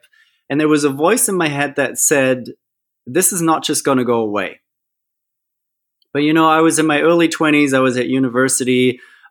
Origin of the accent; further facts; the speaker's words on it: Germany; now in Australia; I'm originally from Germany.